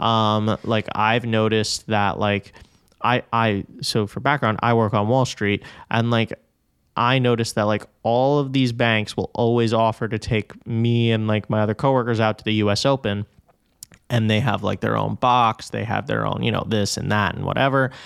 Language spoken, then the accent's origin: English; New York City, New York, United States; I am quite literally from Flushing, Queens